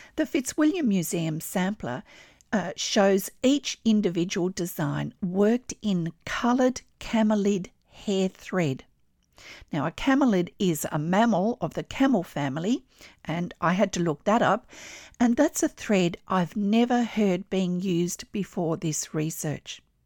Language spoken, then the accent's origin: English; Australia; I'm an Australian textile artist